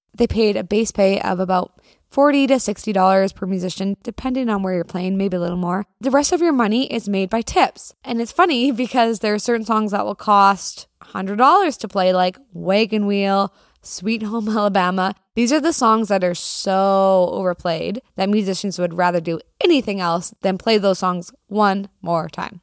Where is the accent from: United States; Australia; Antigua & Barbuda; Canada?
Canada; As a Canadian